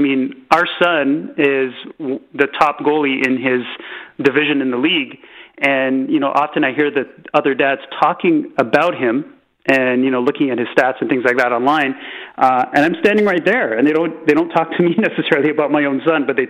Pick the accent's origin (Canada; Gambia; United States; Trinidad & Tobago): Canada; Scarborough, Ontario; I mean, and you know, growing up in Scarborough